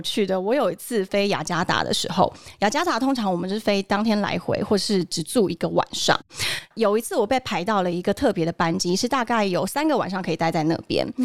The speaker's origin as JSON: {"language": "Chinese", "region": "Taoyuan", "country": "Taiwan", "tie": "born or raised there", "said": "我们家从小住眷村，嗯哼。然后我们家在桃园中真那边，每个的小时候住在那边"}